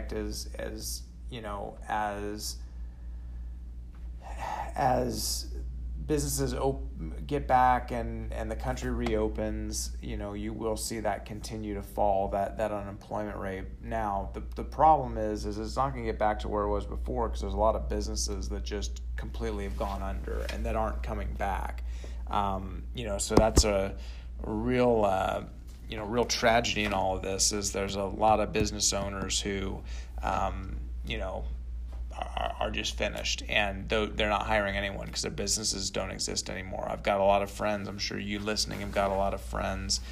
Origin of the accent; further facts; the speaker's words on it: California, United States; moved away as an adult; now in Texas, United States; I'm from California originally, and, you know, we're only, 3 years removed from California. We moved here in 2017